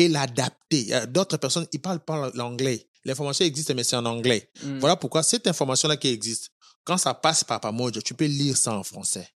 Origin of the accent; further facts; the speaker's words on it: Kinshasa, DR Congo; moved away as an adult; also born or lived in Ohio, United States; now in Kentucky, United States; je suis congolais, quinois